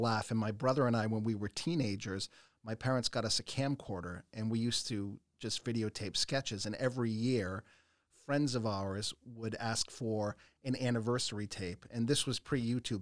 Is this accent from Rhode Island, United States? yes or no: yes; Smithfield, Rhode Island, United States; also born or lived in Los Angeles; I grew up in Smithfield